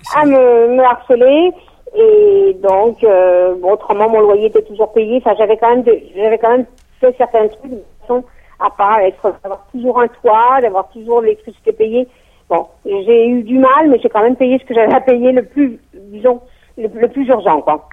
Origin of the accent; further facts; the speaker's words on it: Strasbourg, Grand Est, France; moved away as an adult; also born or lived in Toulouse; now in Strasbourg, France; je suis originaire de Strasbourg au départ